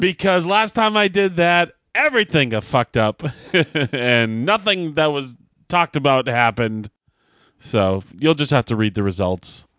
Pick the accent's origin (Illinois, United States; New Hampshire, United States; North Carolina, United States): New Hampshire, United States; Derry; the great state of New Hampshire, my home state, my hometown of Derry, New Hampshire